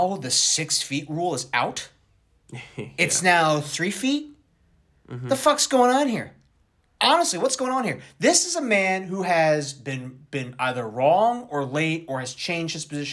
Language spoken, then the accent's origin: English; New Jersey, United States; you and I, growing up in Jersey